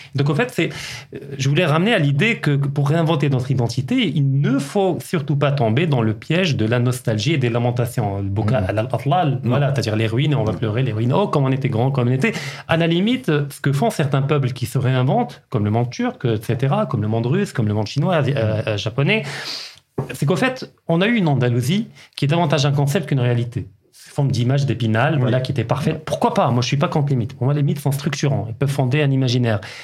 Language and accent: French; Kenitra, Rabat-Salé-Kénitra, Morocco; j'ai grandi à Kenitra